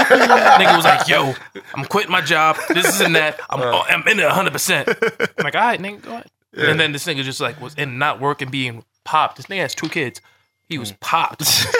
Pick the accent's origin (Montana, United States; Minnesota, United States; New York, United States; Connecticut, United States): New York, United States; Long Island; Because I would come to him with a different thing because I'm from Long Island.